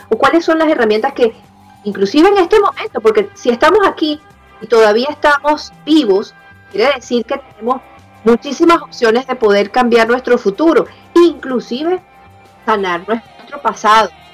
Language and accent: Spanish; Venezuela; mi papá de origen italiano, mi mamá de origen español, yo nací en Venezuela